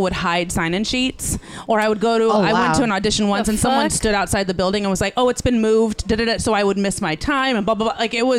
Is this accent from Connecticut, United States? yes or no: no; Northern California, United States; also born or lived in Los Angeles / New York; It's weird because I'm from here. I'm from California, woo-woo. Northern California.